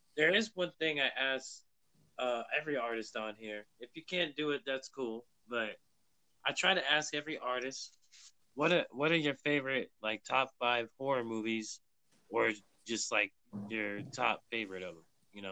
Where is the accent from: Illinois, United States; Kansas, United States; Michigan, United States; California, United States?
California, United States; Bay Area; I'm from the Bay Area too